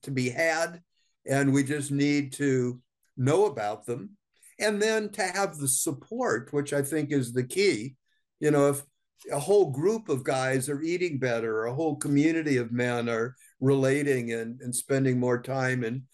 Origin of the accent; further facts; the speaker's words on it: Southern California, United States; I grew up in Southern California in the 1950s.